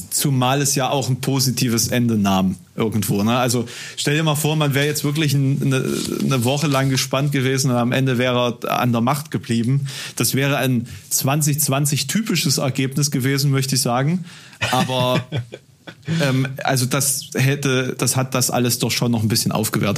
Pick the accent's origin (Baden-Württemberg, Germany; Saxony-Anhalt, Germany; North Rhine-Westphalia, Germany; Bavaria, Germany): Saxony-Anhalt, Germany; a village near Halle; now in Halle, Germany; in meinem Heimatort, ähm, das ist ein Dorf hier in der Nähe